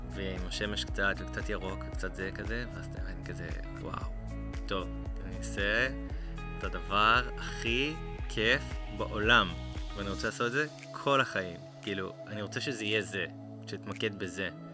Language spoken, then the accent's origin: Hebrew; Karmiel, Northern District, Israel; moved away as an adult; now in Central Israel; אני מכרמיאל במקור